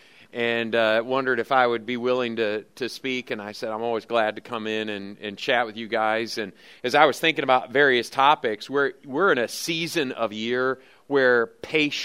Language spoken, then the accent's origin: English; Lansing, Michigan, United States; now in Oklahoma, United States; I grew up in Lansing, Michigan